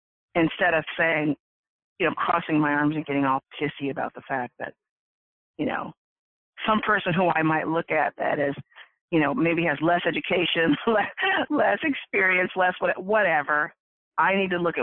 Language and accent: English; Orange County, California, United States; I grew up in Orange County